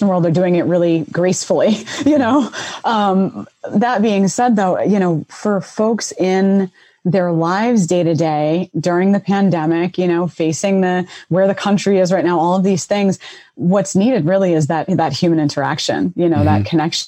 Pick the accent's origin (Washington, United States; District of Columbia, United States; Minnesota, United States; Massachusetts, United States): Massachusetts, United States; Boston; moved away; also born or lived in Middleborough, Massachusetts; So I'm originally from Roxbury, Boston, which in the 80s was a very hard up community. You know, my brother and I grew up city kid life, you know, for a good portion of my life.